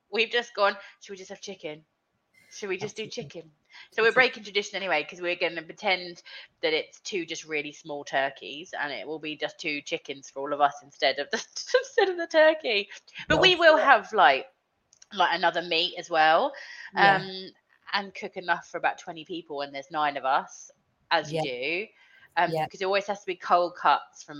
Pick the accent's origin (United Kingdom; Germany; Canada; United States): United Kingdom; we do as English, as we do British, you know, with our Sunday lunches